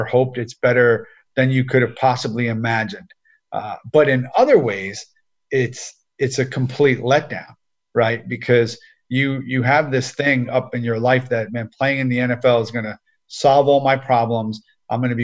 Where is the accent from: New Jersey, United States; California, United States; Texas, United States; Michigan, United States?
New Jersey, United States; I grew up in New Jersey